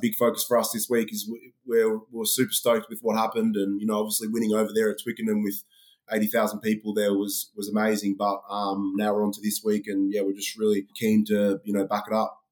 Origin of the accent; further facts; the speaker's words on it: Melbourne, Victoria, Australia; moved away as an adult; now in Glasgow, United Kingdom; when I was growing up in Australia